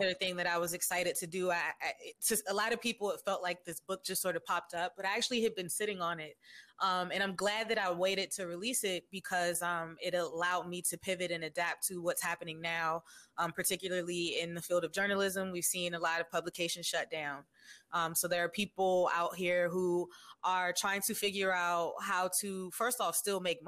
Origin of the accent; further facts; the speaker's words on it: Washington, District of Columbia, United States; I was born and raised in Washington, D.C.